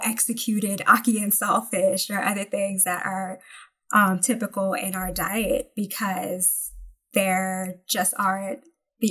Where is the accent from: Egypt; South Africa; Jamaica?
Jamaica; moved away; also born or lived in New Jersey; as a Jamaican, I'm thinking of, you know, crops that are native to my homeland, like callaloo